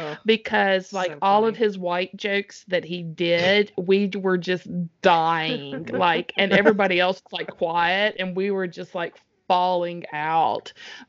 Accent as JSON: {"language": "English", "town": "Columbus", "region": "Mississippi", "country": "United States", "said": "I'm living in Columbus. I'm from Columbus, Mississippi."}